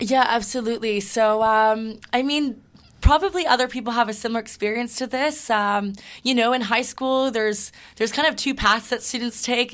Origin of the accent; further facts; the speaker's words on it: Toronto, Ontario, Canada; also born or lived in Hamilton; I'm born and raised in Toronto.